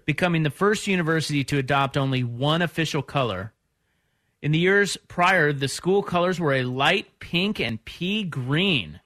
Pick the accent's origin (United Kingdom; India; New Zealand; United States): United States; Midwest; now in West Coast, United States; I'm from the Midwest